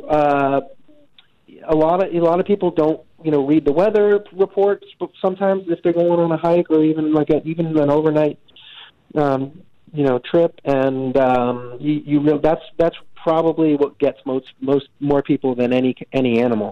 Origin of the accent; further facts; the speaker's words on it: Medford, United States; I grew up in Medford, and uh, you know, it's not really you know, it's not really the uh, the, the, the wilderness out there